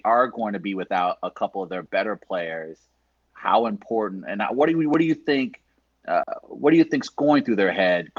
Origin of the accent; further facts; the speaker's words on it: St. Louis, Missouri, United States; moved away as an adult; now in New York, United States; I said, yeah, I'm from St. Louis.